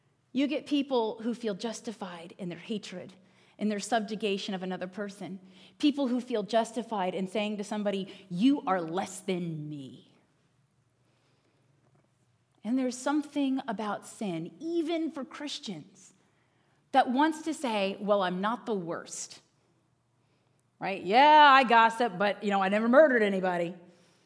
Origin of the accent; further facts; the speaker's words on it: Northern Virginia, United States; moved away as an adult; now in Pennsylvania, United States; I grew up in Northern Virginia